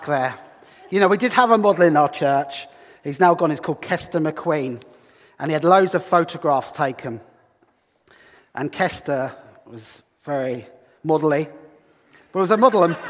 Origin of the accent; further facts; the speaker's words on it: Brighton, South East England, United Kingdom; now in Hull, United Kingdom; Here I am from Hull, well, from Brighton originally, but I'm a Hullite now, I think.